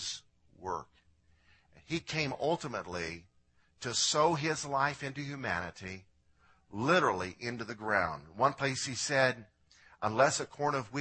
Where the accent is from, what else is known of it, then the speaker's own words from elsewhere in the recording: Illinois, United States; I'm from Illinois